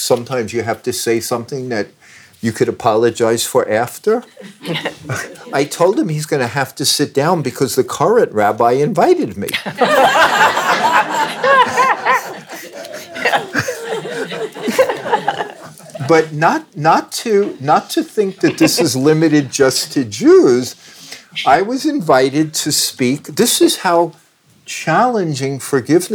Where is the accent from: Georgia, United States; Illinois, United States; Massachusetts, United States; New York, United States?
New York, United States; Long Island; moved away; I'm Jewish and I grew up in New York. And I grew up in Long Island